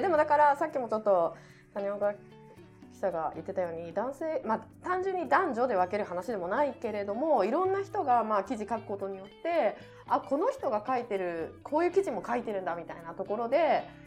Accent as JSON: {"language": "Japanese", "region": "Niigata", "country": "Japan", "tie": "born or raised there", "moved": "yes", "said": "自分の実家のあるあの新潟県"}